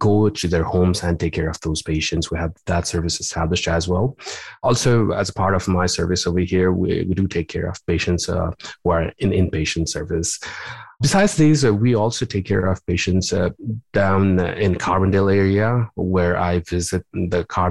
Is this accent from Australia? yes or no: no; Nepal; moved away as an adult; also born or lived in Louisiana / Los Angeles, California; now in Springfield, United States; my training goes back to my home country of Nepal. I did my med school over there